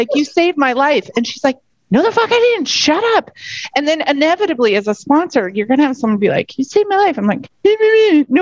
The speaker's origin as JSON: {"language": "English", "country": "United States", "moved": "yes", "lives_now": "Australia", "said": "as an American"}